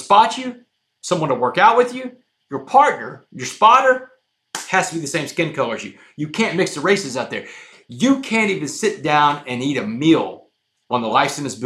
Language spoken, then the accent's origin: English; Port Arthur, Texas, United States; I grew up in Port Arthur